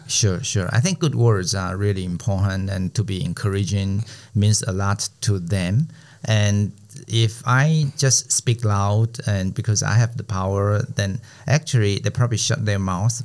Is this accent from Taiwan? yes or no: yes; Taiwan; first language Chinese; English is a second language; our mother language.